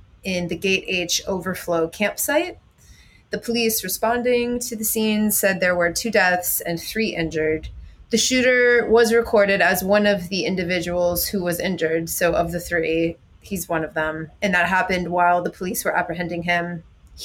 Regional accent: Florida, United States; Pretty much my entire family is from Michigan, even though I grew up in Florida.

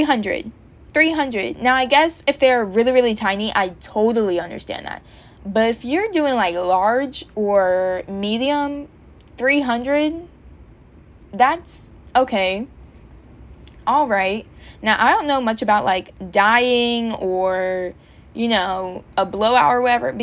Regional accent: Georgia, United States; moved away as an adult; now in Virginia, United States; I moved to Virginia from Georgia, and in Georgia, I had my hair braided by a girl that I went to high school

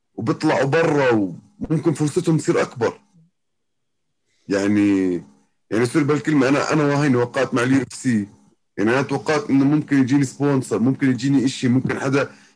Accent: Jordan; عندنا بالاردن

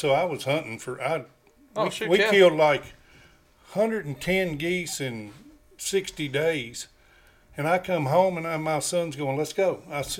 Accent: Kentucky, United States; And he said, where are you from? I said, Kentucky.

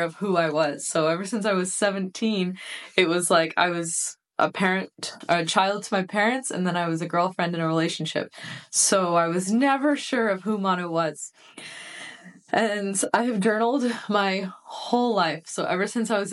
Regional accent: United States; being a first generation born in the United States from immigrant parents. My parents immigrated to the United States from Iran in the 80s.

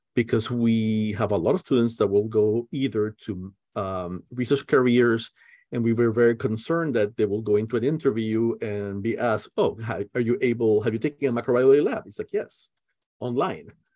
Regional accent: Puerto Rico; now in Merced, United States; I'm originally from Puerto Rico

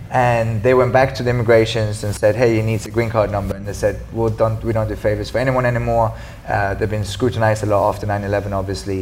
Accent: Sweden; moved away; I skied a lot because I'm from Sweden

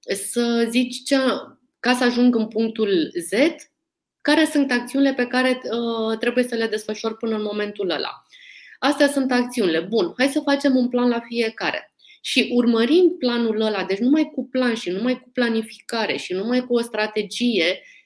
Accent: Romania; noi, ca români

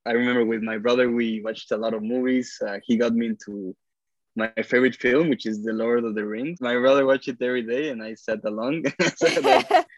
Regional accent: Mexico City, Mexico; moved away as an adult; now in United States; I grew up in Mexico City. Well, my whole childhood, I studied there since kindergarten until high school

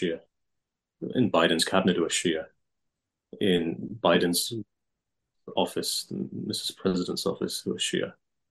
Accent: England, United Kingdom; where I was born and brought up in England, our community, they came over in the 60s or 70s mostly

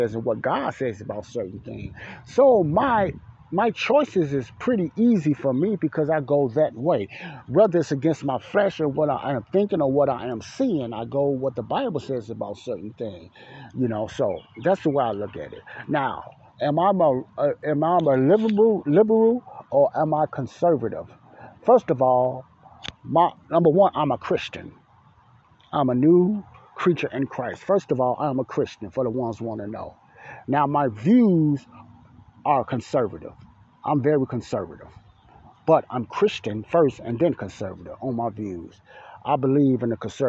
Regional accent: United States; I was born here in America

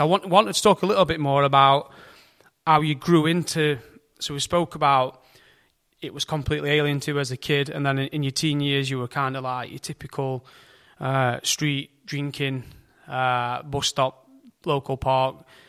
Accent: United Kingdom; we, we're, we're British

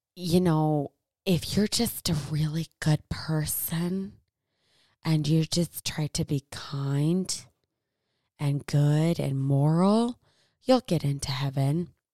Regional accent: United States; I'm from Americas

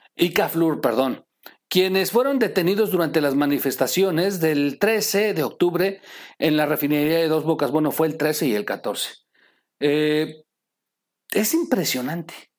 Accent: Mexico; soy mexicano

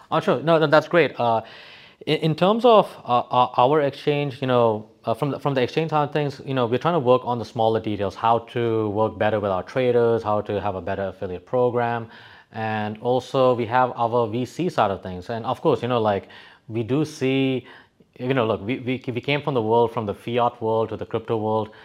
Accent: Dubai, United Arab Emirates; also born or lived in West Texas, United States; I was actually born and brought up in Sunnyside, Dubai. I used to live in the old side of, uh, Dera.

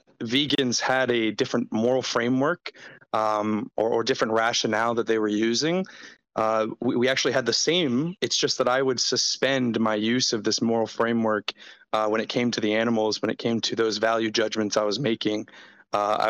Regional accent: United States; I'm American

